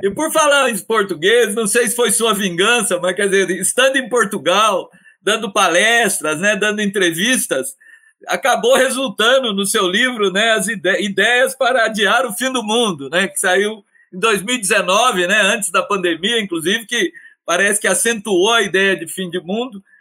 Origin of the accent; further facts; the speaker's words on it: Minas Gerais, Brazil; eu que sou mineiro